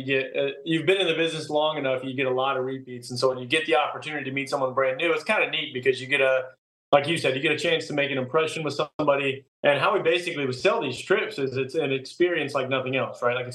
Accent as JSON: {"language": "English", "town": "Kansas City", "country": "United States", "moved": "yes", "said": "I'm from Kansas City"}